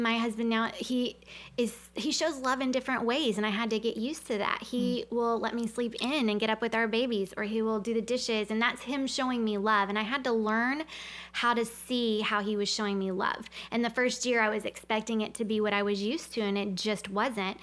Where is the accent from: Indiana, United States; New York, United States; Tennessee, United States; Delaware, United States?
Tennessee, United States; I'm from Tennessee